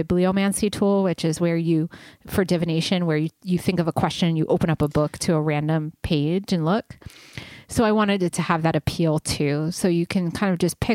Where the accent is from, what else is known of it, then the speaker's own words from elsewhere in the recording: Rhode Island, United States; also born or lived in New York; now in Los Angeles, United States; I'm from the East Coast of Rhode Island, and then I moved to New York briefly, and then I like came out here